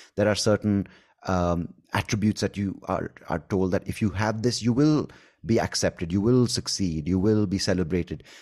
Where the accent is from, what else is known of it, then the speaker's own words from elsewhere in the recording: India; accent: Indian; my Indian accent